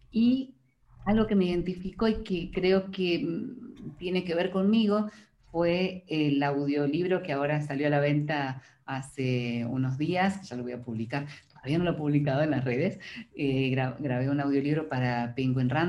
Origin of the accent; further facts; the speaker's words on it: Córdoba, Argentina; accent: Cordobese tonada; nosotros en Córdoba, ese, ese, es otro para que busquen, para que googleen, tenemos una tonada, eh, muy graciosa, los cordobeses tenemos una tonada muy arrastrada, que hablamos todo así, y en mi caso no se nota